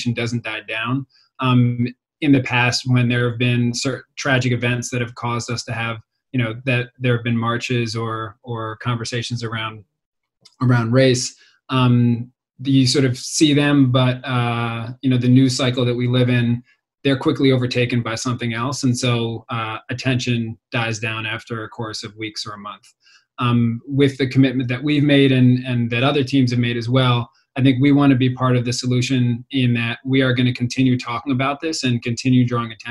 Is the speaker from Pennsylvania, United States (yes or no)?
yes; Philadelphia, Pennsylvania, United States; also born or lived in Rochester; I'm a native Philadelphian. I grew up in Germantown